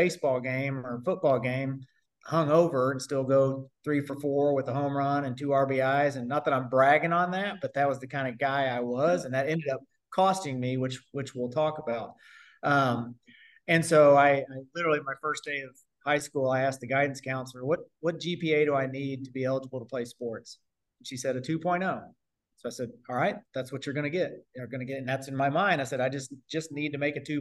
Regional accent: Bedford, Indiana, United States; moved away as an adult; also born or lived in Japan / Spain; I'm from Southern Indiana, small town guy, Bedford, Indiana, right outside Bloomington by IU. Small town guy

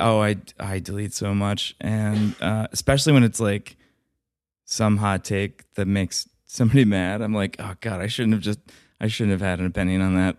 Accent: Atlanta, Georgia, United States; moved away; also born or lived in Alabama; I'm from Atlanta

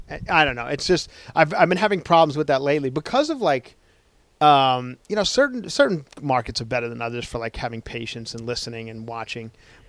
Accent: Ronkonkoma, New York, United States; moved away; I don't stay in Ronkonkoma, but that's where I'm from. That is my hometown.

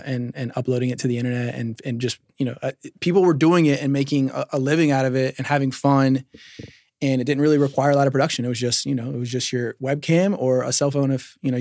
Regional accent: Decatur, Georgia, United States; also born or lived in Norcross, Georgia / Snellville, Georgia; now in Dalton, United States; I was born in Decatur

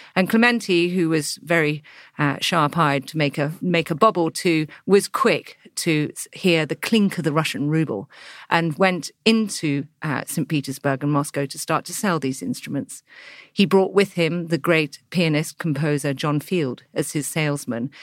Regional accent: England, United Kingdom; as an English girl

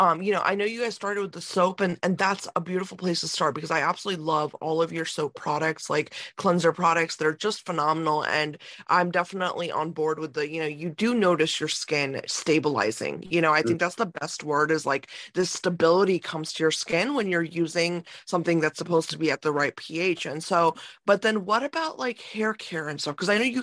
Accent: India; moved away; when I was born in India

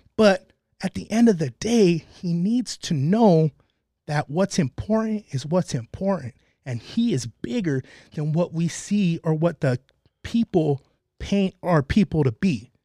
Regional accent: El Monte, California, United States; also born or lived in Covina, California; I grew up in Monte. I stay and reside in Covina.

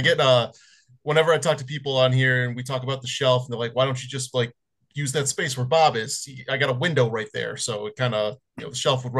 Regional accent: Australia; I'm an Aussie man

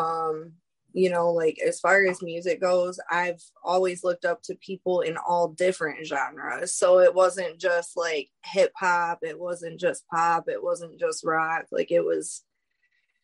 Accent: Lansing, Michigan, United States; I'm from Lansing, Michigan.

